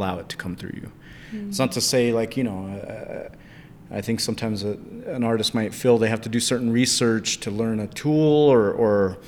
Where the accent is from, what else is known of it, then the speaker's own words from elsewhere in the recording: United States; moved away; also born or lived in Chinle, Arizona / Albuquerque, New Mexico; I grew up in Chinle, Arizona, and later on the family moved to Albuquerque